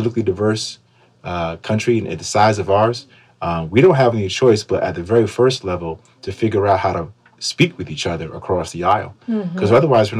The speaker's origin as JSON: {"language": "English", "town": "Schenectady", "region": "New York", "country": "United States", "said": "I'm from Schenectady."}